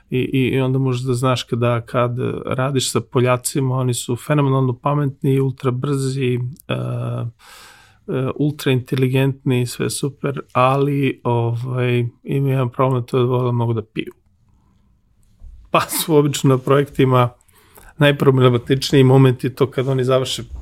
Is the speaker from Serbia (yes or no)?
yes; Serbia; ja sam konsultant koji je Srbin